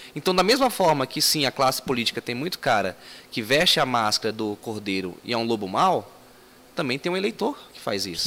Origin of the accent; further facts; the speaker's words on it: Brasília, Federal District, Brazil; also born or lived in Ceilândia; Morávamos na Ceilândia e chegamos em 94 no Recanto das Emas